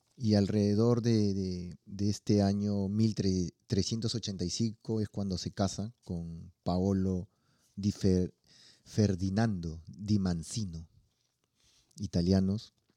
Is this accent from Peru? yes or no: yes; Lima, Peru; de donde yo soy, en Perú, en Lima